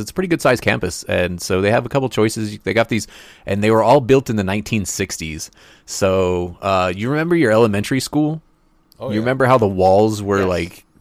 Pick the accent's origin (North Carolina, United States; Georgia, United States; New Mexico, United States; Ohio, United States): New Mexico, United States; Roswell; Roswell, New Mexico, which is my hometown